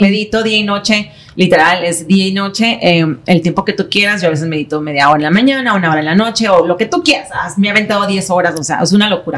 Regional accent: San Diego, California, United States; also born or lived in Tijuana, Mexico; nací en San Diego por pura casualidad

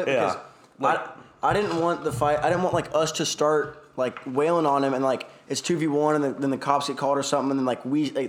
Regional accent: Fort Worth, Texas, United States

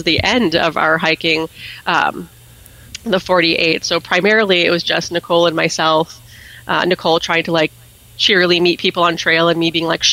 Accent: Gilford, New Hampshire, United States; I grew up in Guilford, New Hampshire

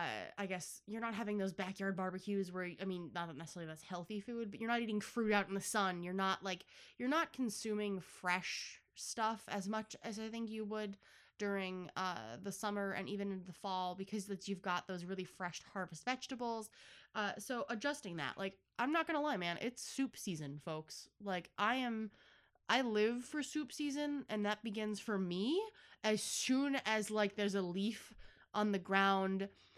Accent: Buffalo, New York, United States; accent: Buffalo; Wow, I really sound like I'm from Buffalo.

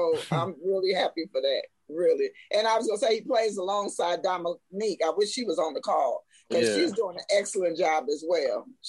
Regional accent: St. Louis, Missouri, United States; now in Atlanta, United States; But yeah, I'm originally from St. Louis, but I've been in Atlanta about over 30 years.

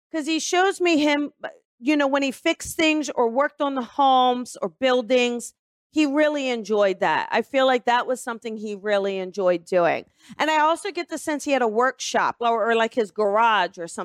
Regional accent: Newark, Delaware, United States; accent: East Coast; No, actually, I'm from Newark, Delaware.

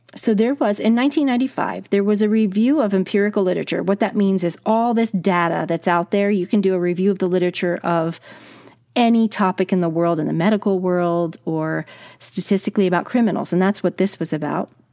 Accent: New Jersey, United States; I'm from New Jersey

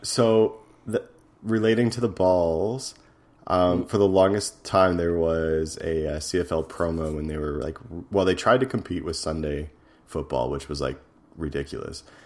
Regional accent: Edmonton, Alberta, Canada; my hometown, Edmonton

